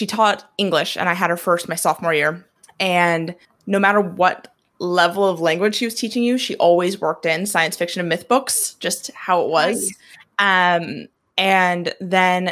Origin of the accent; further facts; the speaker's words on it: Oregon, United States; moved away as an adult; now in Northern Ireland, United Kingdom; I'm originally from a small rodeo town in Oregon